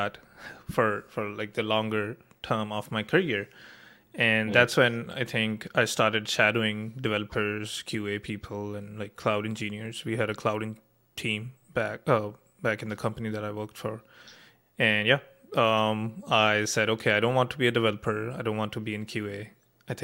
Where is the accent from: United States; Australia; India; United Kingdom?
India; Punjab; moved away as an adult; also born or lived in Chandigarh; now in Canada; I'm from Punjab